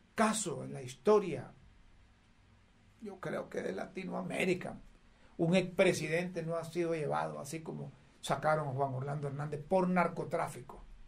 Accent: Honduras; no somos todos los hondureños los narcotraficantes

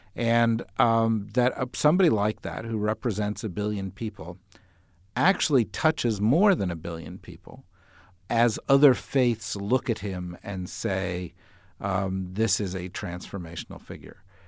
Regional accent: New Jersey, United States; I grew up in New Jersey

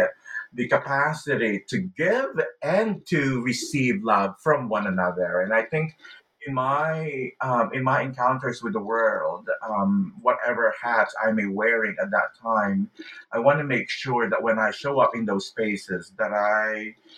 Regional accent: Philippines; also born or lived in California, United States; the way I felt growing up in the Philippines, or the way I felt when I was attending church in California

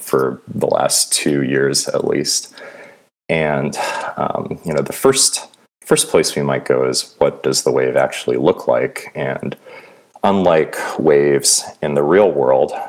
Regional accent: Santa Cruz, California, United States; I grew up in Santa Cruz, California

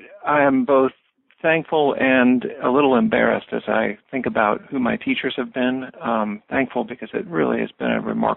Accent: Springfield, Missouri, United States; I grew up in a small city in southwest Missouri in the Ozarks. I grew up in Springfield.

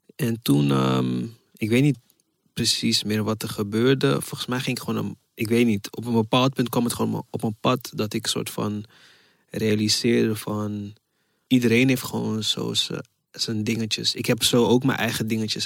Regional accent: Ghana; now in Netherlands; ik kom uit Ghana.

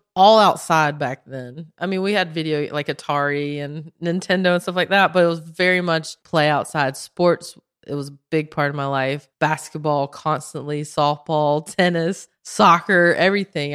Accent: Belmont, North Carolina, United States; moved away as an adult; also born or lived in Spain / Los Angeles; I am from Belmont, North Carolina.

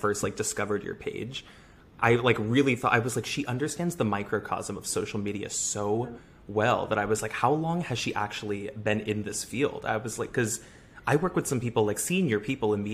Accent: Connecticut, United States; I grew up in Connecticut

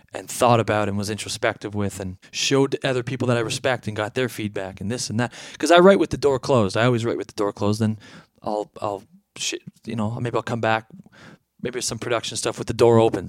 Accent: Canada; As a Canadian kid

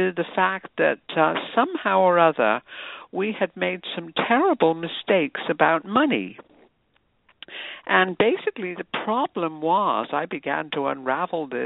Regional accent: United Kingdom; moved away as an adult; also born or lived in New York City; now in United States; I was an immigrant from Britain, just a newly minted U.S. citizen

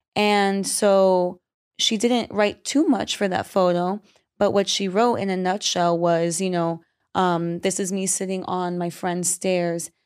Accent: New York, United States; I'm Caribbean from New York

